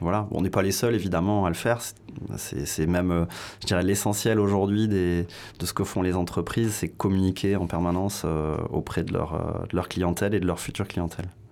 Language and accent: French; Pau, Nouvelle-Aquitaine, France; also born or lived in Soorts-Hossegor; je suis né à Pau, donc forcément euh, dans, un, dans un lieu viticole, puisque vous êtes dans le Jurançonnet au sens large. Euh, j'ai habité à la campagne quasiment jusqu'à 25 ans